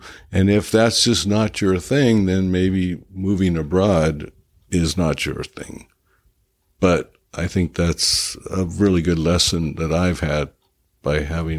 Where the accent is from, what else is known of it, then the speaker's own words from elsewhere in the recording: United States; and I am American. I actually do have a U.S. passport as far as the last time I checked.